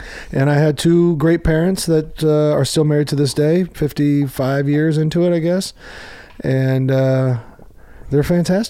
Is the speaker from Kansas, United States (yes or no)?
yes; Overland Park, Kansas, United States; moved away; I was raised in Kansas City